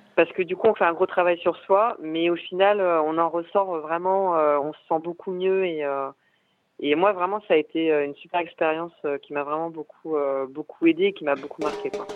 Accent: Paris, Île-de-France, France; moved away as an adult; now in Lyon, France; j'ai grandi à Paris

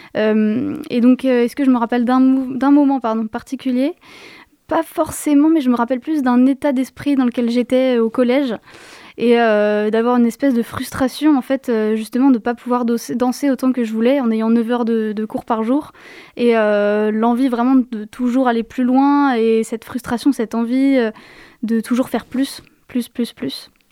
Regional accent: Yvelines, Paris region, Île-de-France, France; Je viens de région parisienne, dans les Yvelines, plus précisément.

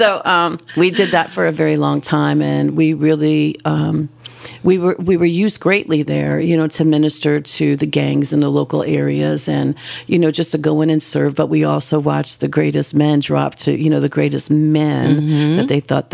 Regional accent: New Jersey, United States; moved away as an adult; I was born and raised in New Jersey. And then we moved here in 2008 to take care of my mama

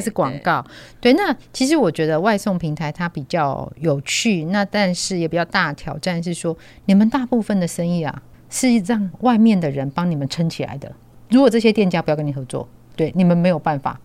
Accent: Tianwei, Changhua County, Taiwan; 我自己是乡下人啊，或是那个彰化，天尾的乡下人

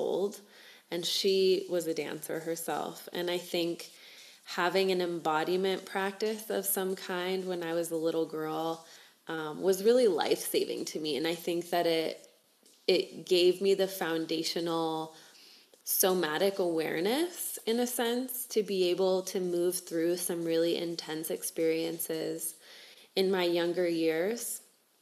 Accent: United States; moved away; also born or lived in South America; I was actually born down here, but I grew up in the States, and both of my parents are from the United States

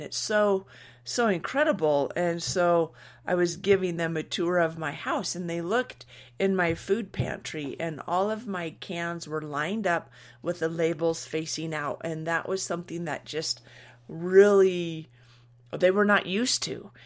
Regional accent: United States; we're American

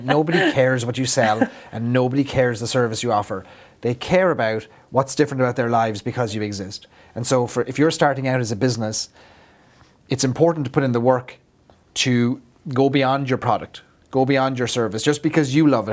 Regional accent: Ireland; as an Irishman, I feel like I have to live up to my the caricature of myself

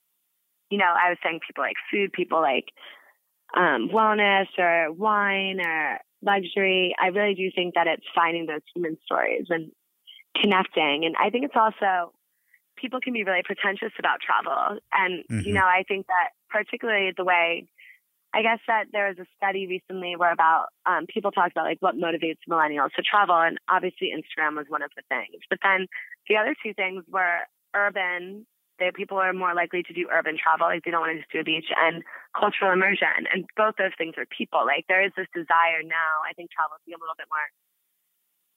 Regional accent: United States; as an American

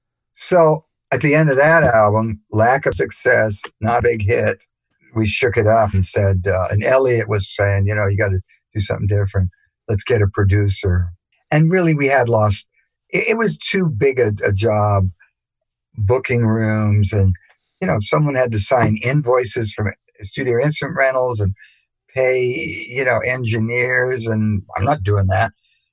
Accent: England, United Kingdom; born there; And Jerry and I both have British mothers. I was born in England.

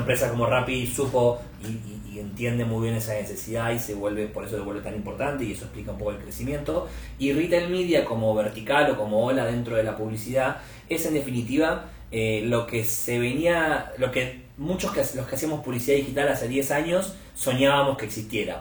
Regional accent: Argentina; also born or lived in Buenos Aires; por si mi acento no lo, no lo delata, soy argentino, estoy basado en Buenos Aires, donde vivo

